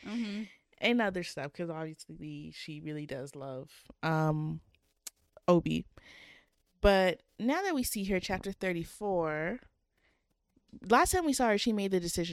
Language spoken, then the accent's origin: English; Canada